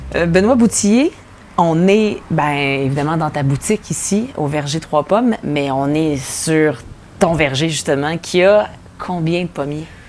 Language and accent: French; Montérégie, Quebec, Canada; je viens de la Montérégie, en plus, fait qu'il y a toujours eu des pommes autour de moi